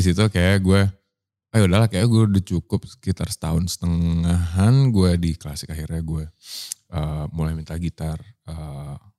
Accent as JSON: {"language": "Indonesian", "town": "Surabaya", "region": "East Java", "country": "Indonesia", "tie": "born or raised there", "also_born_or_lived": "Medan", "moved": "as an adult", "lives_now": "Jakarta, Indonesia", "said": "gue tumbuh di eh lahir di Medan, hmm. tumbuh di Surabaya, hmm. dewasa di Jakarta"}